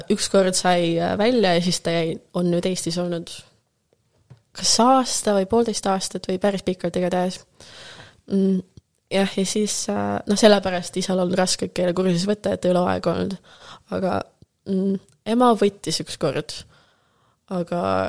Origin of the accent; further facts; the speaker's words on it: Tallinn, Harju County, Estonia; first language Russian; Estonian is a second language; moved away as an adult; also born or lived in Rotterdam, Netherlands; now in Amsterdam, Netherlands; ma sündisin Tallinnas, me sündisime samas